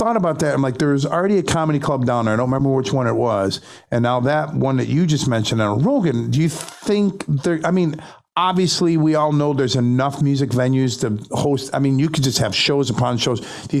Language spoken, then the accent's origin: English; Syracuse, New York, United States; I'm like, no, I'm from Syracuse.